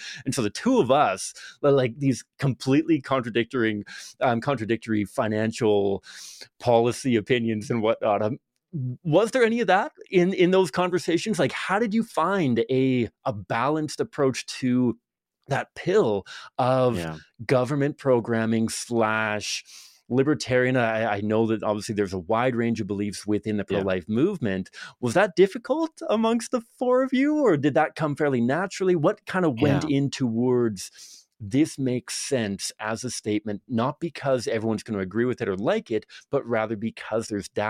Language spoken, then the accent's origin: English; Victoria, British Columbia, Canada; I grew up in Victoria, BC, which is like the Seattle of Canada kind of thing.